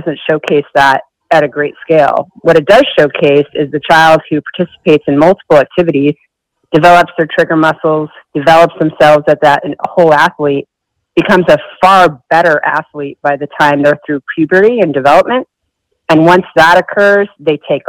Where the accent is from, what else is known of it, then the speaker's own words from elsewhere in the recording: Syracuse, New York, United States; I grew up in Syracuse, New York.